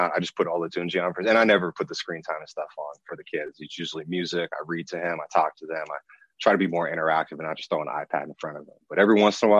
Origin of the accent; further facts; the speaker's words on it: Marin County, Bay Area, California, United States; also born or lived in Los Angeles, California; Growing up in the Bay Area, specifically in Marin County, which is right above the Golden Gate Bridge, man, it is beautiful